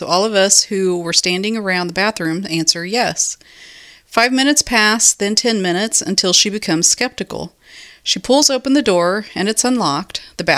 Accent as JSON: {"language": "English", "region": "West Coast", "country": "United States", "said": "I'm from the West Coast."}